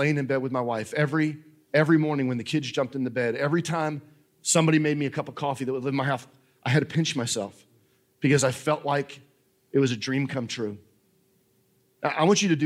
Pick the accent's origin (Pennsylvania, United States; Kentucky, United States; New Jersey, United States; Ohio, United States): New Jersey, United States; moved away; I know I'm a Yankee. I don't know if you guys know this. I'm from New Jersey